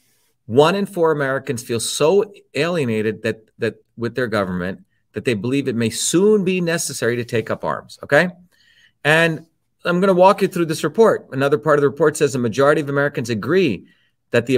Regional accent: India; moved away; growing up in India

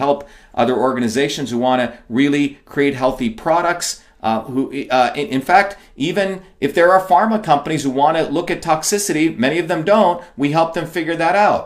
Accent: India; moved away; I grew up in India playing in dirt

